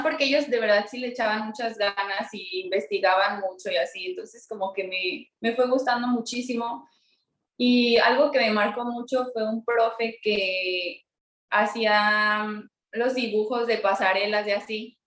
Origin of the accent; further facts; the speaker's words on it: Mexico City, Mexico; now in Irapuato, Mexico; yo nací en la Ciudad de México, pero ahorita estoy viviendo en Irapuato, Guanajuato